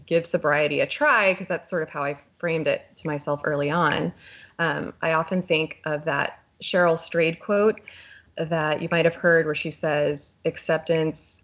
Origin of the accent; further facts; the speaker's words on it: Texas, United States; I was born in Texas, and I was raised in a pretty conservative religious family